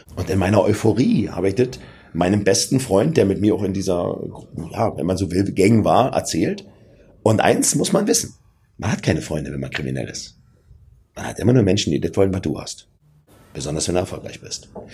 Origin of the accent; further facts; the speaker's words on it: Berlin, Germany; ich komme aus Berlin-Neukölln